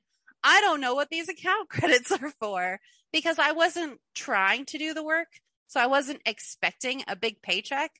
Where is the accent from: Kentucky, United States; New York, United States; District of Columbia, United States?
Kentucky, United States; moved away as an adult; also born or lived in Clearwater, Florida; I'm from Kentucky. We're below the poverty line here